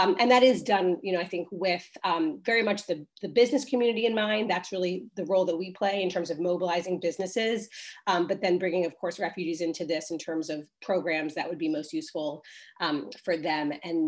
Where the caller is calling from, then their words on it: Brooklyn, New York, United States; I am joining from Brooklyn, which is also gloomy.